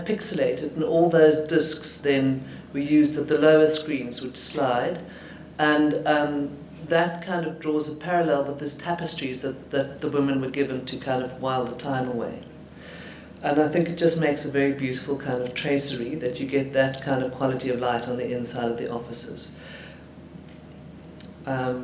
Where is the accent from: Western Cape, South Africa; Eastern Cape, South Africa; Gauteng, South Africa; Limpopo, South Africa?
Gauteng, South Africa; Johannesburg; when I was growing up in Johannesburg